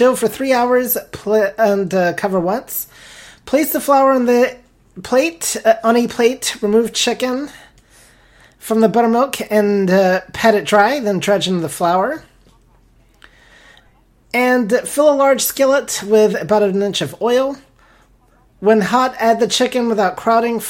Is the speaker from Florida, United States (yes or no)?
yes; Florida, United States; growing up in Florida